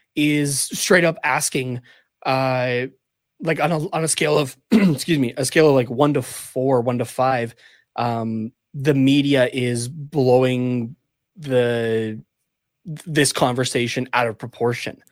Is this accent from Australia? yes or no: no; Canada; even as a Canadian